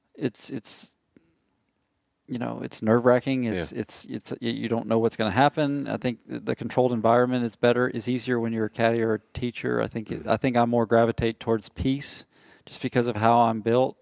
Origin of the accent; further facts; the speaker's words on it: Nashville, Tennessee, United States; moved away; I'm from Nashville